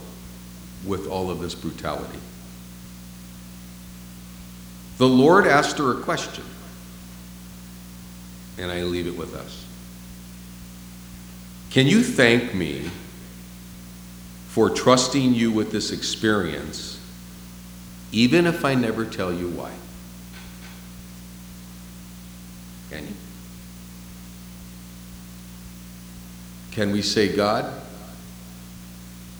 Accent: San Francisco, California, United States; moved away; I'm from San Francisco

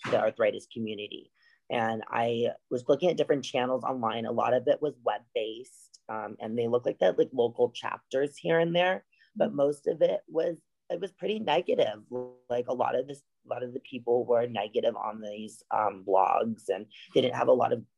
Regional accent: Los Angeles, California, United States; I'm from Los Angeles, California

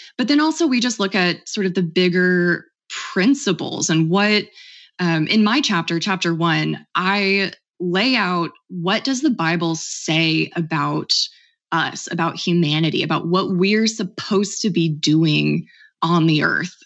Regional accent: Oklahoma, United States; I grew up in Oklahoma, a very conservative state

